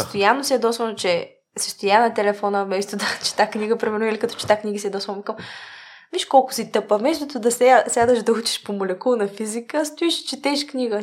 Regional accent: Bulgaria; also born or lived in Sofia; преди всичко съм българка

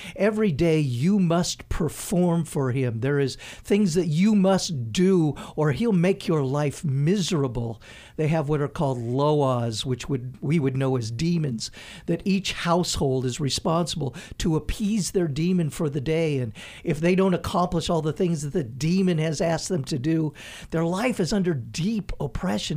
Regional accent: United States; moved away; also born or lived in Haiti; As an American

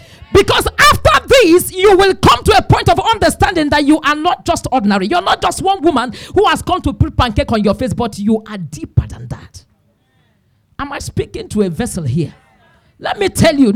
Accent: Imo, Nigeria; I'm from Imo State.

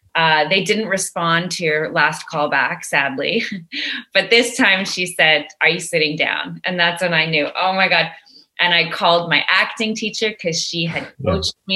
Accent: Montreal, Quebec, Canada; now in Toronto, Canada; I'm a Montrealer living yeah. in Toronto

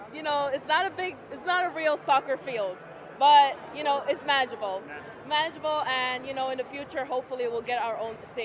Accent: New York City, New York, United States; I was born in Flushing, New York, and I've lived here most of my life.

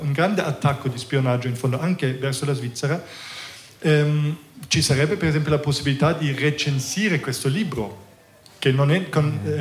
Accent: Germany; Italian is a second language; moved away as an adult; now in Ticino, Switzerland; sono cresciuto in Germania, ehm, sono venuto in Ticino

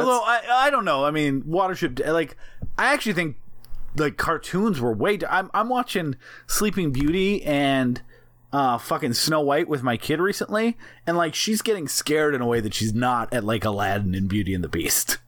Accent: New York, United States; accent: New York; our New York accents

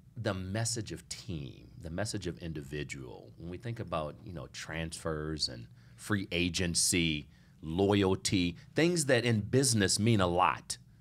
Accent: Lincoln, Nebraska, United States; I was born in Lincoln, Nebraska

